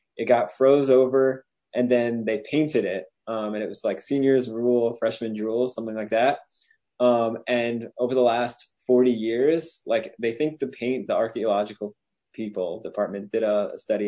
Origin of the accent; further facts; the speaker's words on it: Cherry Hill, New Jersey, United States; I'm from Cherry Hill, New Jersey